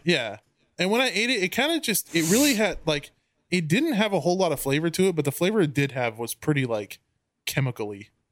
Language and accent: English; United States